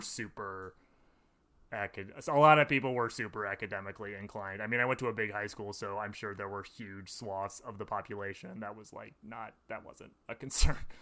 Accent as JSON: {"language": "English", "town": "Madison", "region": "Wisconsin", "country": "United States", "tie": "born or raised there", "said": "I grew up in Madison."}